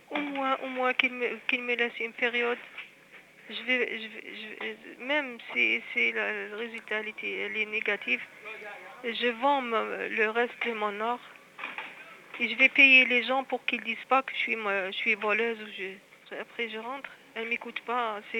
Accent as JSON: {"language": "French", "town": "Algiers", "region": "Algiers Province", "country": "Algeria", "said": "de Alger."}